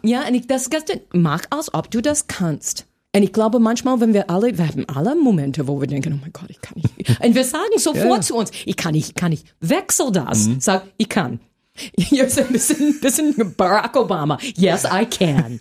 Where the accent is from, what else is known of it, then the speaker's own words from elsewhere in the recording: United States; German is a second language; moved away as an adult; now in Berlin, Germany; als Amerikanerin